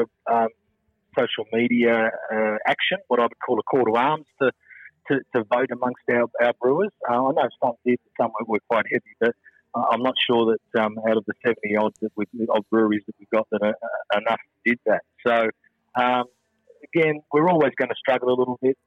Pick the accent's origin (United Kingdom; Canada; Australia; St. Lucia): Australia; Western Australia; I'm West Australian